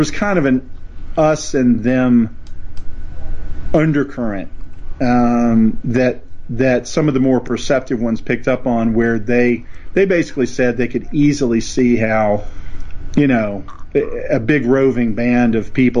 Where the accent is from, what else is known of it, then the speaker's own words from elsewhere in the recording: East Tennessee, United States; moved away; where I grew up in East Tennessee